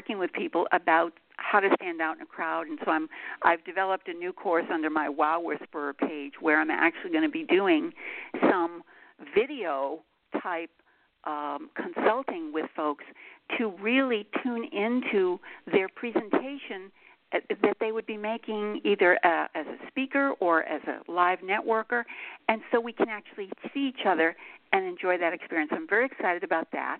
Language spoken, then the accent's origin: English; Boston, Massachusetts, United States; also born or lived in Montreal, California, United States; now in Los Angeles, United States; I was a Bostonian